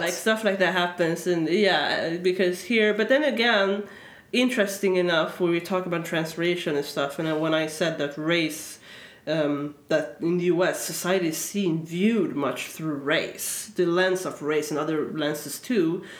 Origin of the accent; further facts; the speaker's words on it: Sweden; moved away; I am born and raised here